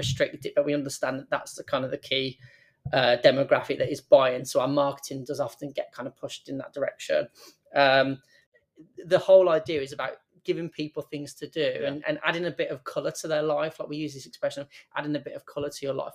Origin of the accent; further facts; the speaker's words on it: Birmingham, West Midlands, United Kingdom; I'm from Birmingham, I moved out for university, I moved away from my home